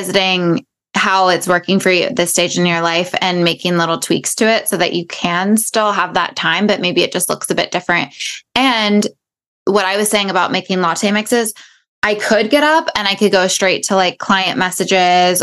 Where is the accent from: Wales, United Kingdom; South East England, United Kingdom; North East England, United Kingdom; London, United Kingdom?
London, United Kingdom; moved away; We both were born and raised in London